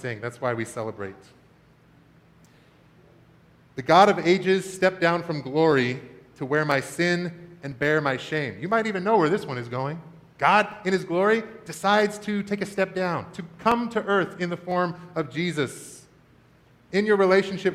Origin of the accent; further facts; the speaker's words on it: Washington, United States; When I was a kid growing up in Washington State